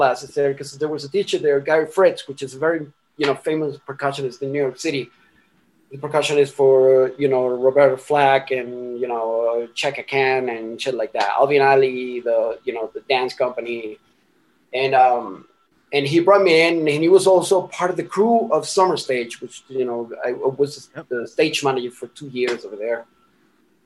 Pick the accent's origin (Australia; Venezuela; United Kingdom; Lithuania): Venezuela; Miranda; moved away; also born or lived in Caracas, Venezuela; I was born in Caracas, you know, in the city in Venezuela